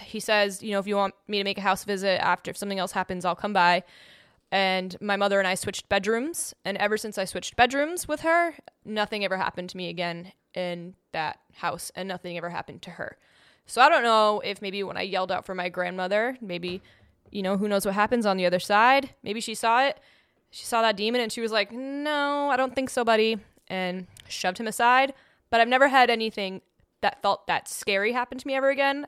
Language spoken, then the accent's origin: English; New England, Massachusetts, United States; I grew up in New England, which is a place that is known to be haunted.